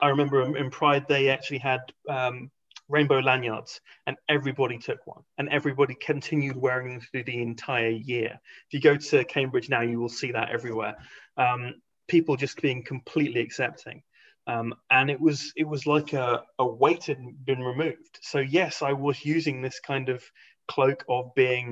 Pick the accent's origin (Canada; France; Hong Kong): Hong Kong; moved away; also born or lived in England; I grew up in Hong Kong, then went to a boarding school